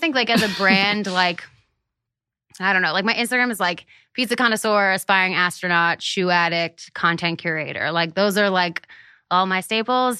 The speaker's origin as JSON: {"language": "English", "town": "Hershey", "region": "Pennsylvania", "country": "United States", "tie": "born or raised there", "moved": "yes", "said": "I grew up in Hershey, Pennsylvania."}